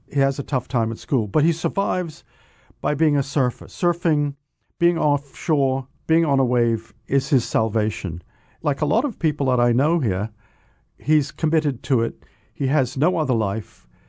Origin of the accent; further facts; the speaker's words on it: New England, United States; accent: New England; now in Oahu, United States; New England accent